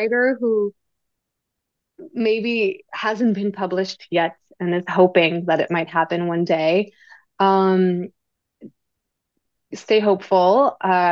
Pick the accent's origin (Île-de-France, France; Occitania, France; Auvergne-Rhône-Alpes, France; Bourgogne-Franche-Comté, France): Île-de-France, France; near Paris; English is a second language; moved away as an adult; also born or lived in London; now in New York City, United States; I grew up and studied in France